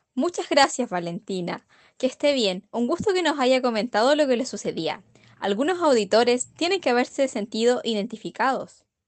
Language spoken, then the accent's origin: Spanish; Galvarino, Araucanía, Chile; Soy de Galvarino, región de la Huracanía